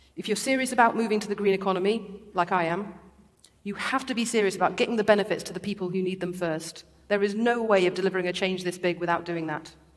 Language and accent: English; Derby, East Midlands, United Kingdom; I grew up in Derby, an industrial city right in the middle of the country, at the foot of the Peak District